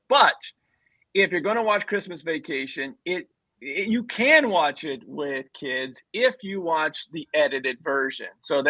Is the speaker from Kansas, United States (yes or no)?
yes; Kansas, United States; I am from Kansas